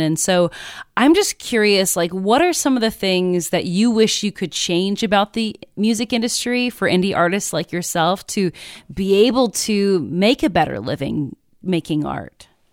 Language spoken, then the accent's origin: English; Midwest, United States; I'm also from the Midwest